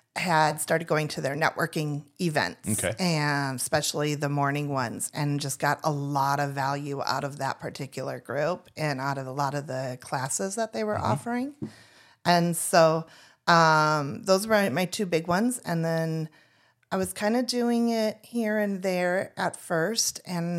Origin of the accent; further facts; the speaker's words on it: Minnesota, United States; moved away as an adult; now in Tucson, United States; we are new and we're new from Minnesota. And so we left Minnesota in 2021, first went to Laughlin, Nevada